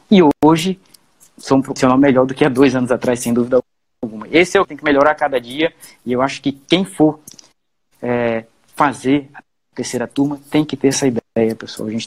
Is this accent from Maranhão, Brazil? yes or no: yes; Maranhão, Brazil; Bem, eu sou maranhense, um maranhense do pé rachado. Minha família tem raízes interioranas aqui no estado do Maranhão. A gente vem de um município pequeno, de cerca de 15 mil habitantes. E quando eu fui, era pequeno, vim para a capital.